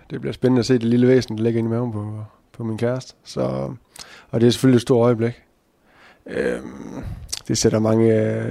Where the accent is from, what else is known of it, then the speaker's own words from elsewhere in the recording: Skjern, Central Denmark Region, Denmark; og kommer fra Skærne af. Øh, 24 år og mekaniker.